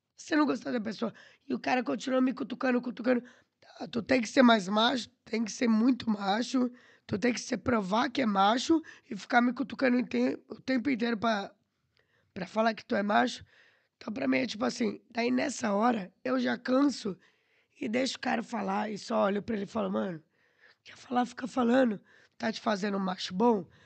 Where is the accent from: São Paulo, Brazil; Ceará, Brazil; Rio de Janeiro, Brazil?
São Paulo, Brazil; Atibaia; moved away as an adult; also born or lived in Curitiba / Porto / Lisbon; now in Portugal; Sou caipira, né, mano? Lá do interior da Atibaia.